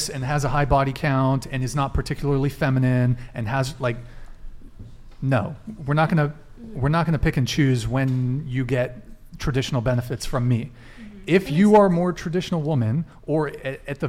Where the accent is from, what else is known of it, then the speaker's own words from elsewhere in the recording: Santa Barbara, California, United States; I grew up in Santa Barbara.